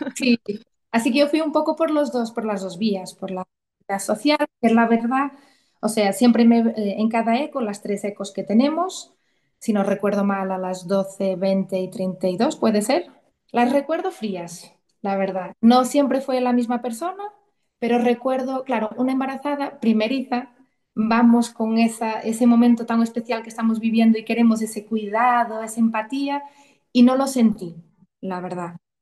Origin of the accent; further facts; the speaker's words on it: Portugal; moved away as an adult; now in Santiago de Compostela, Spain; soy portuguesa y ahora mismo vivo en Santiago de Compostela, en Galicia. Llevo ya más de 15 años aquí